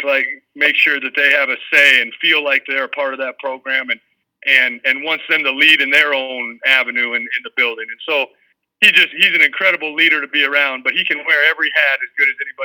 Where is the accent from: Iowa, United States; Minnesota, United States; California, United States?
Iowa, United States; Ames; my hometown, you know, college team, grew up loving Cyclones, grew up 5 minutes from Jack Trice Stadium